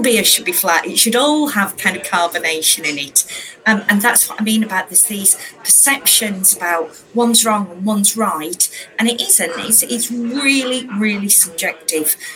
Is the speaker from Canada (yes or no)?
no; Yorkshire and the Humber, United Kingdom; I am a northerner. I'm from Yorkshire